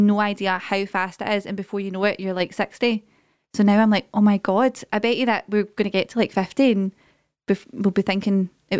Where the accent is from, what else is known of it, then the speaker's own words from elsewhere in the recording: Derry, Northern Ireland, United Kingdom; I'm from Larkhall in Derry.